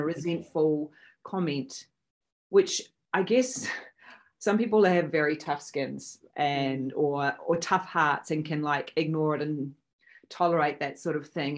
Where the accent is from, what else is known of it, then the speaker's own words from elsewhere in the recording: New Zealand; also born or lived in Sydney, Australia; I am a Kiwi. However, I live between New Zealand and Sydney, Australia